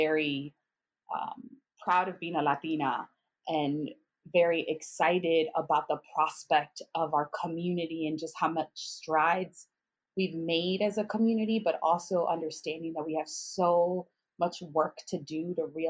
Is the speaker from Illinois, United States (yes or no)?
yes; Chicago, Illinois, United States; moved away as an adult; also born or lived in Miami; I'm from Chicago, and so I grew up in like a Title I school on the south side of Chicago.